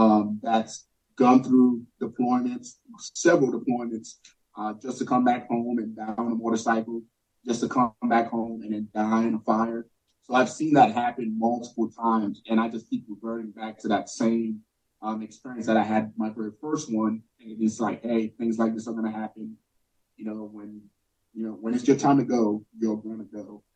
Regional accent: New York City, New York, United States; growing up in New York City, like, there is no navigating anywhere. I just get on the subway, I get on the bus, you know?

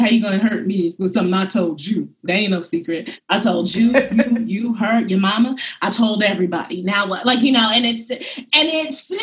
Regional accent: New York City, New York, United States; I'm very much from Bed-Stuy. I'm very much from Harlem

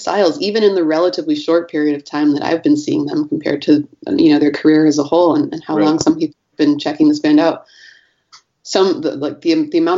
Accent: Michigan, United States; also born or lived in Northeast United States; now in San Francisco, United States; I grew up in Michigan, and then I lived in the Northeast for a while, and I've been in San Francisco since 2003.

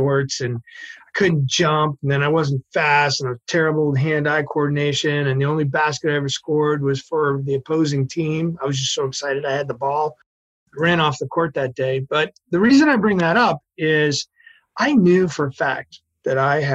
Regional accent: Massachusetts, United States; moved away; also born or lived in San Francisco; I'm from Massachusetts originally

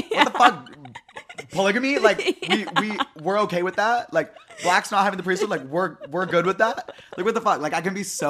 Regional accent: Utah, United States; And so I think it's easy because, like, we're from Utah and it's, like, there's only one religion.

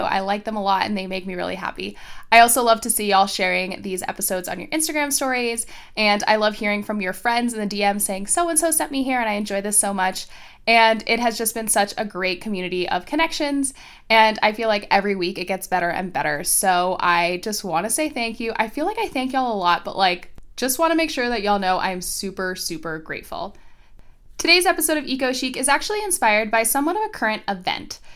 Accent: Florida, United States; my home state of Florida

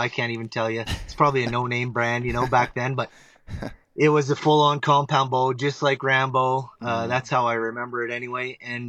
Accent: Ontario, Canada; born or raised there

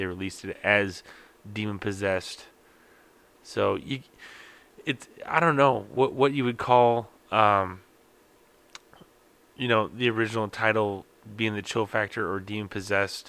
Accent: Midwest, United States; I'm from the Midwest, so I expect this cold weather

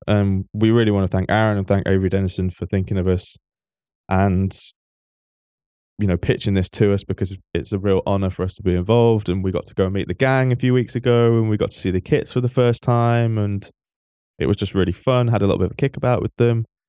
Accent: Manchester, North West England, United Kingdom; I grew up in Manchester

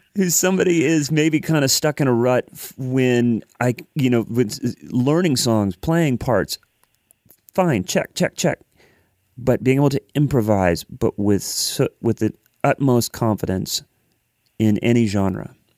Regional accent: Columbus, Ohio, United States; moved away as an adult; now in Nashville, United States; I lived in, I grew up in Columbus, Ohio.

